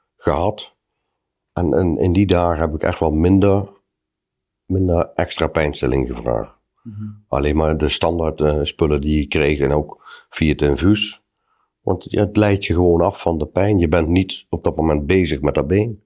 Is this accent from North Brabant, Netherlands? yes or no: no; Huissen, Gelderland, Netherlands; ben 47 jaar en ik kom uit Hussen.